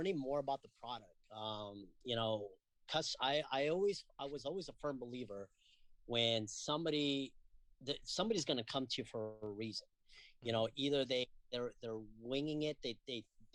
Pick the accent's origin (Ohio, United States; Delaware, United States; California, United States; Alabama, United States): California, United States; Castro Valley; I grew up in Castro Valley